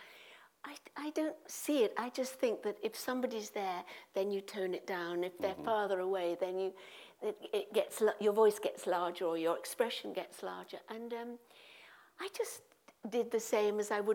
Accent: Midlands, United Kingdom; I'm from the Midlands

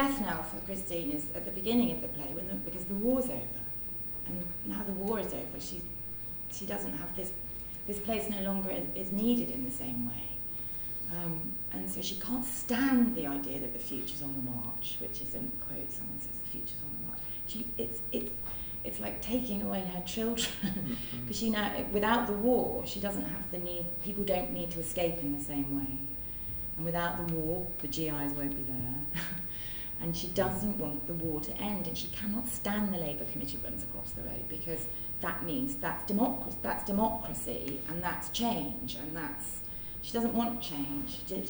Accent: Midlands, United Kingdom; I grew up in the Midlands

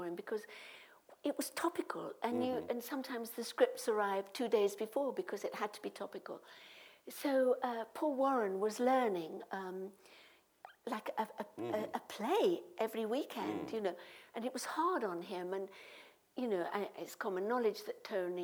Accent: Midlands, United Kingdom; I'm from the Midlands

